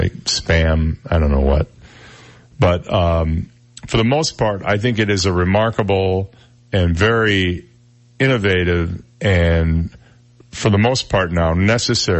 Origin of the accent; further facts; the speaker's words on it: Flint, Michigan, United States; now in Naples, United States; I grew up in Flint, Michigan